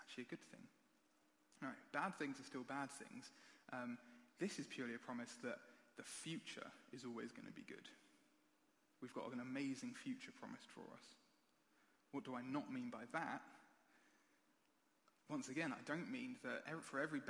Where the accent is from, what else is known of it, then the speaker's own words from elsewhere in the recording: United Kingdom; We're British